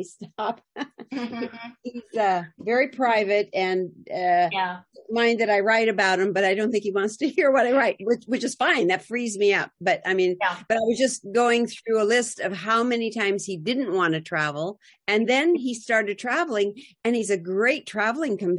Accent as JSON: {"language": "English", "region": "Montana", "country": "United States", "tie": "born or raised there", "also_born_or_lived": "New England, North Dakota"}